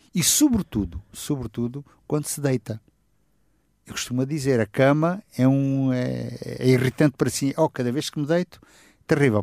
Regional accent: Setúbal, Portugal; eu sou da região de Setúbal, vivi lá, cresci lá

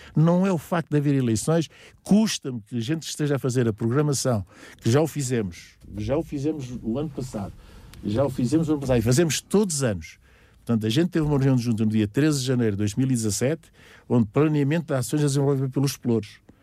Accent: Campo Raso, Lisbon, Portugal; eu nasci e vivo em Camporraso

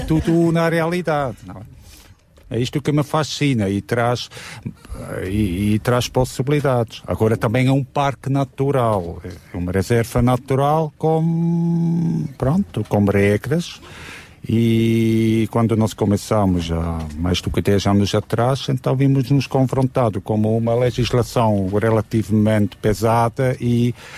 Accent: Switzerland; now in Sintra, Portugal; Eu que sou da Suíça

